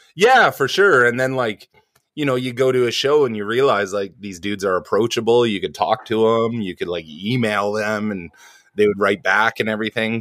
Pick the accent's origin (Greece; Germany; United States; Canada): Canada; suburbs of Vancouver, British Columbia; also born or lived in New Westminster; I was born in a town called New Westminster, which used to be the capital of uh BC a long long long time ago in the cowboy days. Um it's like a suburb of Vancouver, and I kind of lived around the uh, Vancouver Island and stuff like that um, till I was six, and then just kind of suburbs of Vancouver